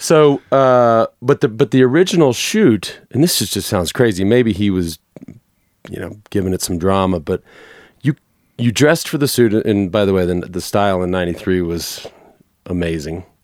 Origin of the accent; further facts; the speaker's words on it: Dallas, Texas, United States; I grew up in Dallas, watched every Dallas Cowboys game I could